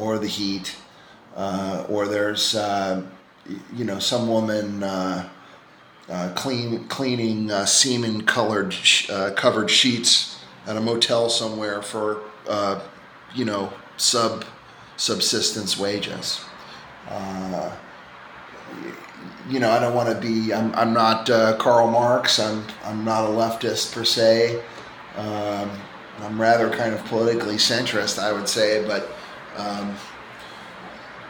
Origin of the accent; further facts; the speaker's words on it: New York City, New York, United States; moved away; I'm from Staten Island, and which is a rather blue collar place, you know, or at least over the last century, and you know, I'm marked by where I grew up.